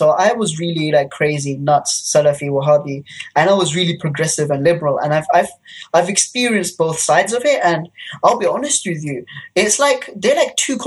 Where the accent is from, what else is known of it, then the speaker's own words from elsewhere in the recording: United Kingdom; I was brought up in Britain